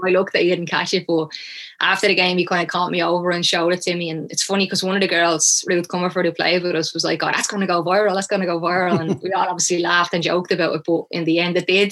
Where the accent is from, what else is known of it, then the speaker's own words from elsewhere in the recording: Shankill, Leinster, Ireland; I grew up in Shankill